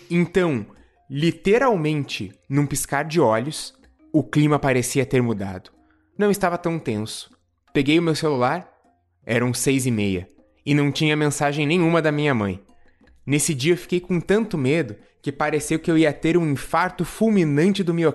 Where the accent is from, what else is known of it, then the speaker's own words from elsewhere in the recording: São Paulo, Brazil; tenho 17 anos, sou do interior de São Paulo e aqui é bem chato.